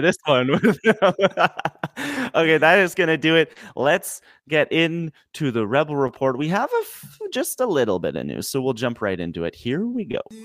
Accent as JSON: {"language": "English", "country": "Canada", "said": "I'm Canadian"}